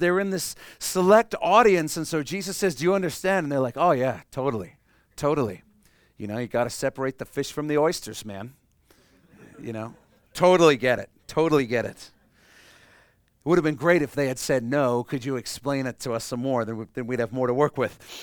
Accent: Canada; we're Canadian

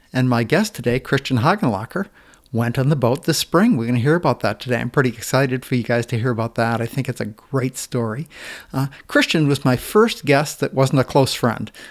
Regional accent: Maine, United States; I grew up in Maine

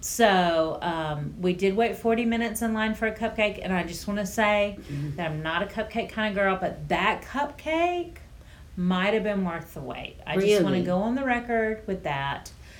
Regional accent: Orlando, Florida, United States; and you know, we're from Orlando, the area that the mouse created

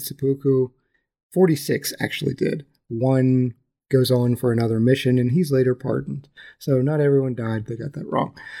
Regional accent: West Virginia, United States; I am from West Virginia

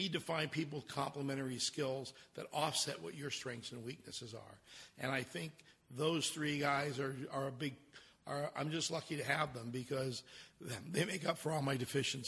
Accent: New York, United States; and dealt with all the crazy people, and growing up in New York, and I'd taken her to Rao's, and we had some fun.

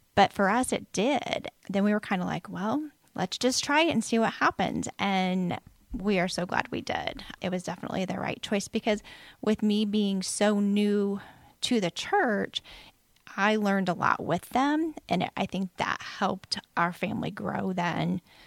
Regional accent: Lafayette, Indiana, United States; grew up in Lafayette

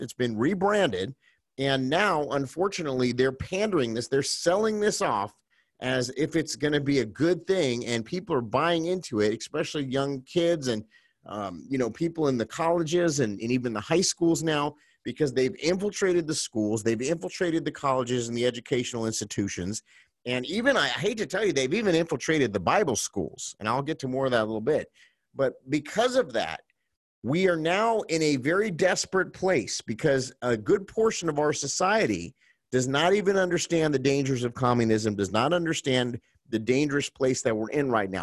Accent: United States; as an American citizen and as a patriot

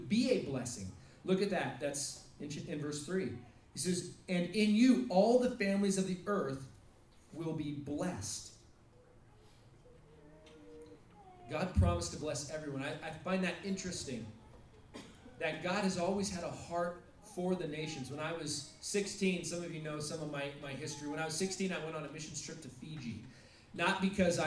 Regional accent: United States; also born or lived in Russia

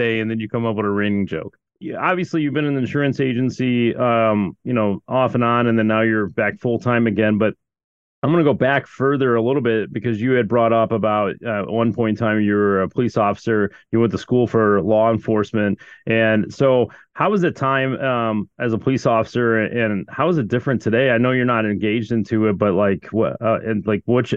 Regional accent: Chicago, Illinois, United States; I've heard that about the city of Chicago, because that's where I'm from

